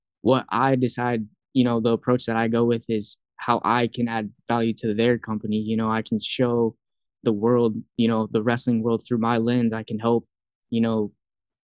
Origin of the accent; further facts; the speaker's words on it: Fort Dodge, Iowa, United States; now in Iowa City, United States; being back home in Iowa